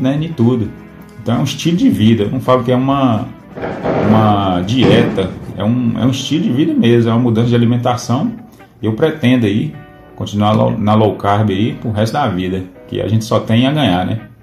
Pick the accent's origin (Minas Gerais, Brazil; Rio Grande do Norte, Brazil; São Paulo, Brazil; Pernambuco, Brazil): Minas Gerais, Brazil; Pedra Azul; sou da cidade de Pedra Azul, Minas Gerais.